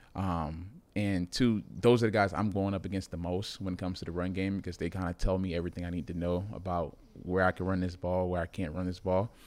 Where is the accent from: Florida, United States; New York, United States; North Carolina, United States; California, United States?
Florida, United States; Miami; moved away; I'm from Miami